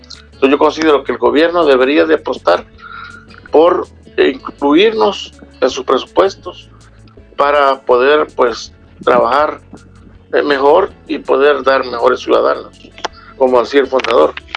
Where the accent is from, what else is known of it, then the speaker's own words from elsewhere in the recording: El Salvador; aquí en El Salvador